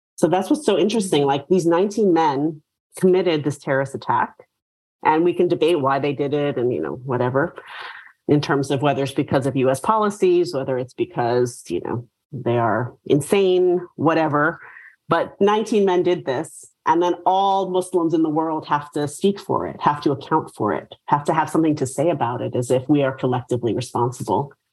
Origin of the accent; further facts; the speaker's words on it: New York City, New York, United States; moved away; I'm from New York. So I grew up in New York City